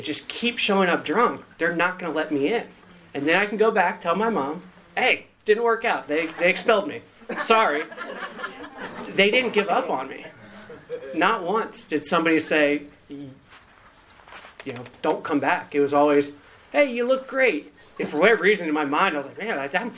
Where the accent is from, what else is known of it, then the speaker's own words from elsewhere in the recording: Northern Virginia, United States; moved away as an adult; now in Raleigh, United States; I grew up in Northern Virginia, recently got to Raleigh